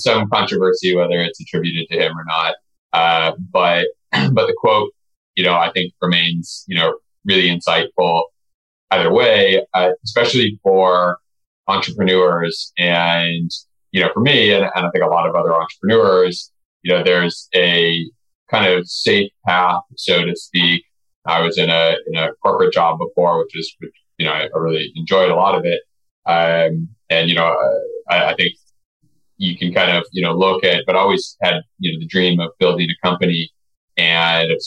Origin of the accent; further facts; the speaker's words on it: Nevada City, California, United States; I grew up in Northern California in a small town that most people have never heard of called Nevada City.